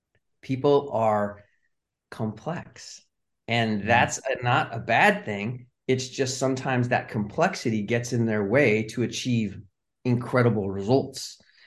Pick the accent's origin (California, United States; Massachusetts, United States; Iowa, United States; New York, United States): California, United States; moved away as an adult; now in Charlotte, United States; I'm originally from Southern California, but I live in Charlotte today.